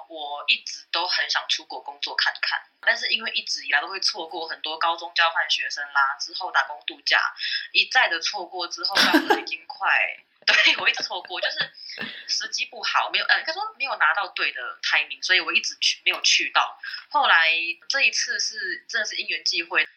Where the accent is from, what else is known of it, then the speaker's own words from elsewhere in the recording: Taipei, Taiwan; moved away as an adult; now in Malaysia; 因为我台湾人，我其实只会听得懂普通话